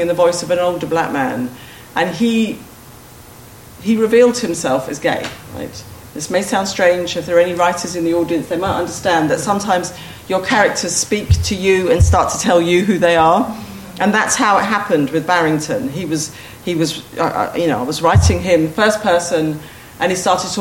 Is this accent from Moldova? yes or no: no; United Kingdom; I'm the second generation of Black Britons, you know, of people who were the children of the immigrants who came from the former colonies